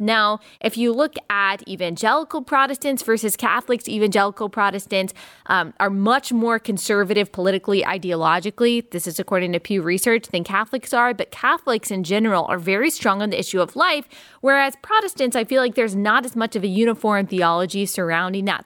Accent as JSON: {"language": "English", "town": "Dallas", "region": "Texas", "country": "United States", "tie": "born or raised there", "also_born_or_lived": "Greenville, South Carolina", "moved": "as an adult", "said": "I grew up in Dallas, Texas"}